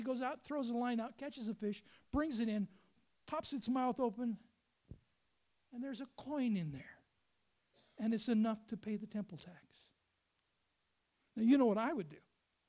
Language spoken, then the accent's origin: English; Lake Superior area, United States; now in South Dakota, United States; But I grew up on Lake Superior, and it was Lake Superior agates.